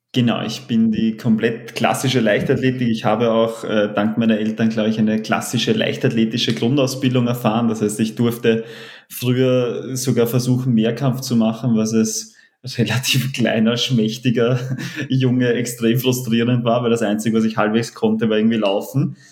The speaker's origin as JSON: {"language": "German", "region": "Vienna", "country": "Austria", "tie": "born or raised there", "said": "als gebürtigen Wiener, aufgewachsen hinterm Rathaus"}